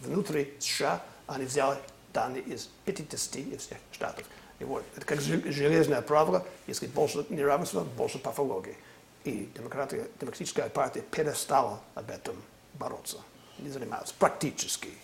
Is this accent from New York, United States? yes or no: no; California, United States; Раньше я жил, э, вырос в Калифорнии